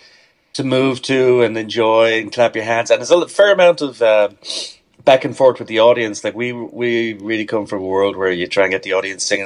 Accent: Dublin, Leinster, Ireland; I was born in Dublin in Ireland, came from a very musical family

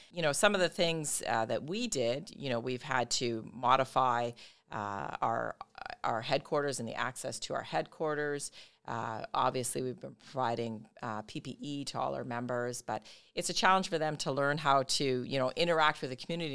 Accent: Brampton, Ontario, Canada; moved away as an adult; now in Windsor, Canada; I'm originally from Brampton. I made my way to Windsor

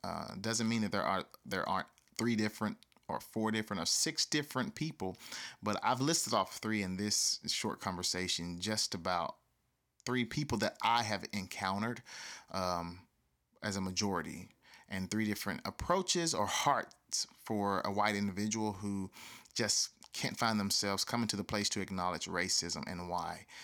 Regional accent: the South, United States; I grew up in the South

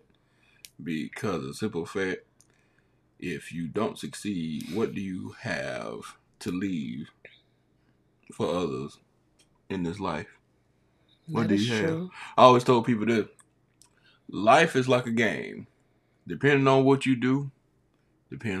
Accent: South Carolina, United States; I am originally born and raised in South Carolina

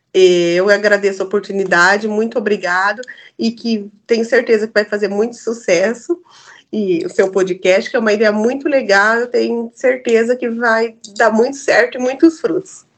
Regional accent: South Region, Brazil; eu, como boa sulista

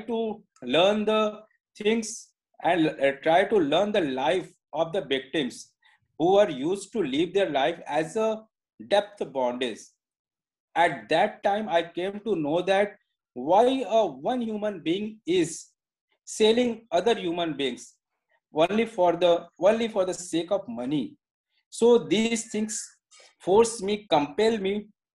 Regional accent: India; English is a second language; I am an Indian, maybe little bit I am not good enough English as you are

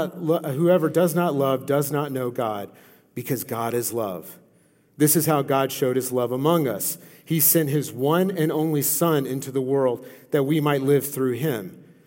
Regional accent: Louisiana, United States; I come from Louisiana, okay? We're crazy, okay?

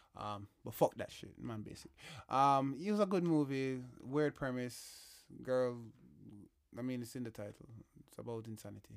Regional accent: Jamaica; my introduction to the Queen was as a Jamaican

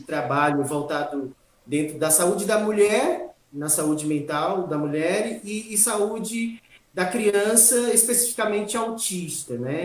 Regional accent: Itaém, Bahia, Brazil; moved away as an adult; also born or lived in Espírito Santo / São Paulo; now in Itaquaquecetuba, Brazil; eu sou baiano, sou natural de Itaém, Bahia, região uhum. do extremo sul da Bahia

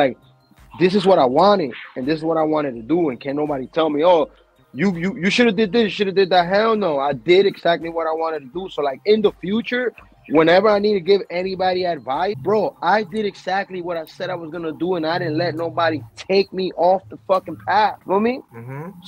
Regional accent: New York, United States; Because I'm from New York. New York is not known for porn unless it's LGBT.

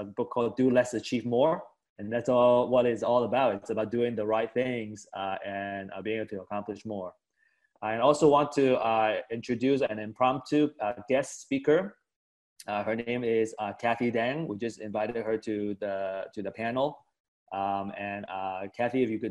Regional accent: West Coast, United States; I grew up on the West Coast.

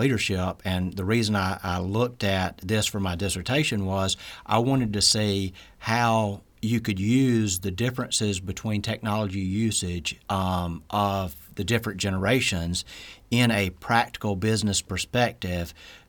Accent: Columbia, Mississippi, United States; So I was born in Columbia, Mississippi, so I'm a Mississippi native. Grew up in Columbia. Was there for a lot of my life

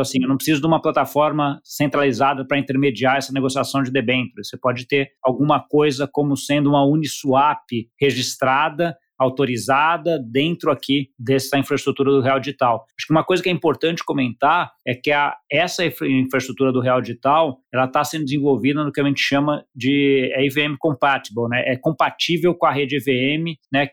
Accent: Brazil; a gente como brasileiro

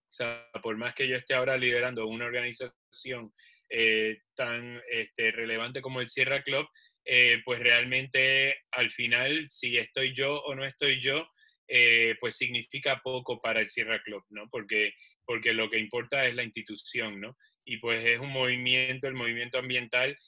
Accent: Puerto Rico; yo soy de Puerto Rico

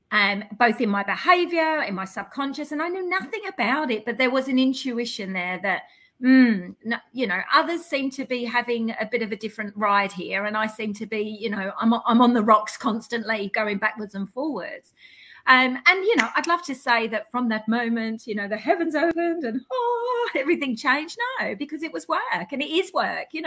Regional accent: London, United Kingdom; I come from the East End of, of London, which, if you know much about the East End of London, you know, we, we hustle, we, we, we drive, we push

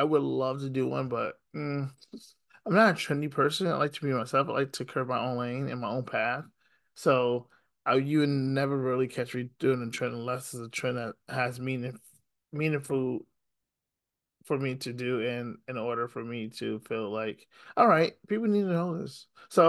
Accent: Syracuse, New York, United States; I'm from Syracuse

